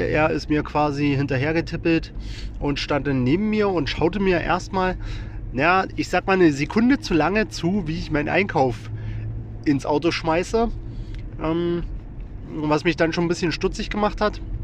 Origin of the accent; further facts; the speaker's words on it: Wittenberg, Saxony-Anhalt, Germany; in meiner Heimatstadt der Lutherstadt Wittenberg